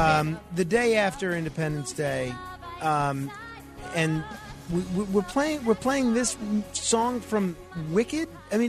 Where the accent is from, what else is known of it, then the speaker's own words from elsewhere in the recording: New York City, New York, United States; South Shore. I live in Eltingville area.